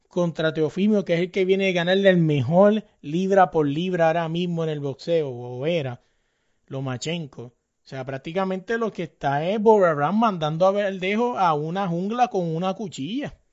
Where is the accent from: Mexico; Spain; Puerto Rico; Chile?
Puerto Rico; yo soy boricua